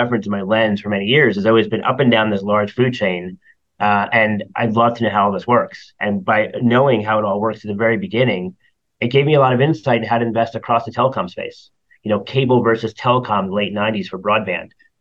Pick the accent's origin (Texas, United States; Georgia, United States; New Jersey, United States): New Jersey, United States; Toms River; I grew up in New Jersey, near the beach, Seaside Heights, Tom's River